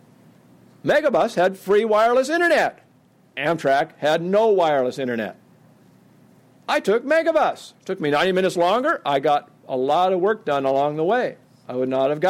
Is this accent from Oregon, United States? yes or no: yes; Oregon, United States; I come from Oregon